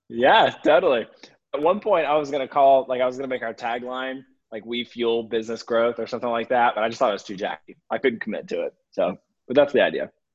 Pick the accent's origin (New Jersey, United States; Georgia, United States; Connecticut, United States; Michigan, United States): Georgia, United States; Atlanta; I grew up in the Atlanta area, um, kind of in the suburbs of Atlanta